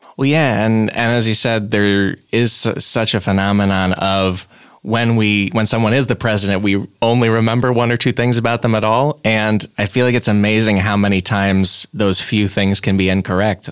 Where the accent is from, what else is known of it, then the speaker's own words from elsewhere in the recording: Illinois, United States; I'm from Illinois.